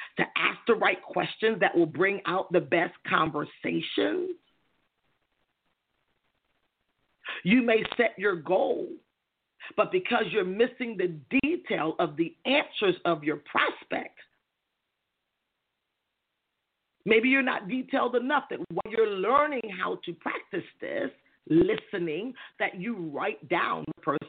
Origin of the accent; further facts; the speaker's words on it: United States; born and raised in America